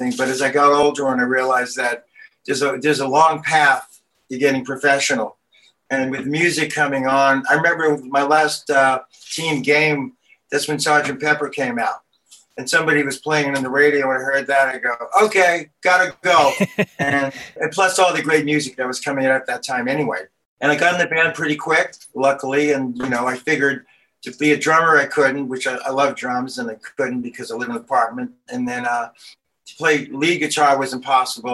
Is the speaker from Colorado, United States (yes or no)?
no; New York City, New York, United States; moved away; also born or lived in California; growing up in Brooklyn was a good time